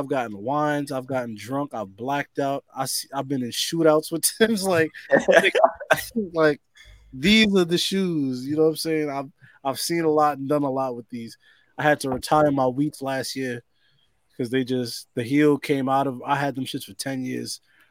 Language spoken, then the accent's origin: English; New York, United States; I'm from New York